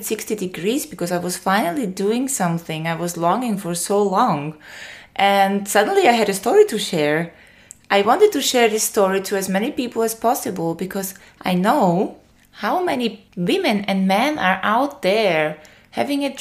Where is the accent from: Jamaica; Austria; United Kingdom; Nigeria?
Austria; English is a second language; moved away as an adult; now in Greece; I moved from my home country, Austria, to Greece.